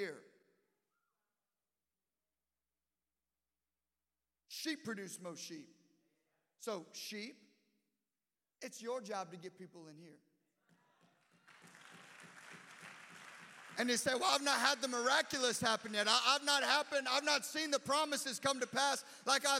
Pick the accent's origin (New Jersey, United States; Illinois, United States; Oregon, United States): Illinois, United States; I'm just from Illinois